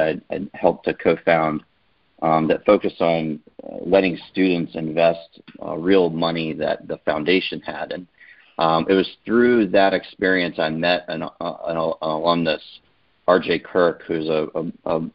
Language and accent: English; Glen Allen, Virginia, United States; I grew up in Glen Allen, Virginia, so a suburb outside of Richmond